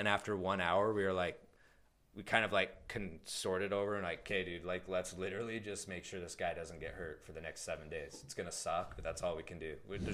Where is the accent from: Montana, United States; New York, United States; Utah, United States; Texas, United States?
Utah, United States; Ogden; moved away as an adult; also born or lived in Lethbridge, Alberta, Canada; now in Canada; we grew up in Ogden